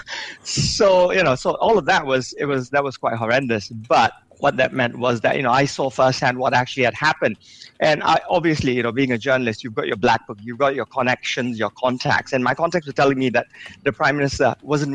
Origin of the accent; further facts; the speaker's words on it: Singapore; I'm Singaporean as well.